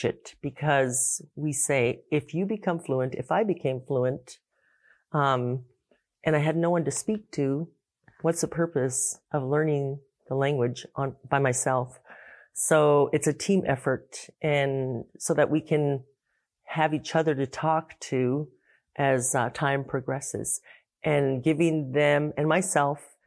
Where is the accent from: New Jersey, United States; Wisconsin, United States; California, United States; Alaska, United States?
Alaska, United States; Pribilof Islands; Very, very sea, ocean-influenced society and culture that I come from. The Pribilof Islands